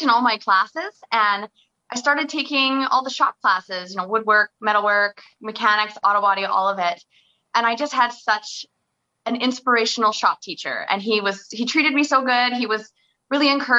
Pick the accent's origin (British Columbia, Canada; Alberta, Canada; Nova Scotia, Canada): British Columbia, Canada; Oliver; moved away; I loved growing up in Oliver and my family's all still down there